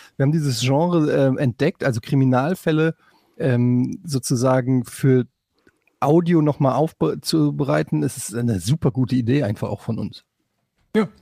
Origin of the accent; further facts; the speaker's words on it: Hesse, Germany; now in Hamburg, Germany; als Exil-Hesse